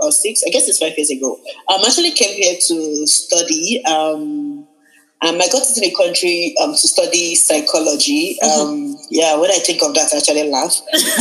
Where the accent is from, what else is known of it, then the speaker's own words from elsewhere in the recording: Nigeria; now in Vancouver, Canada; I'm a Nigerian girl and our names are usually very long.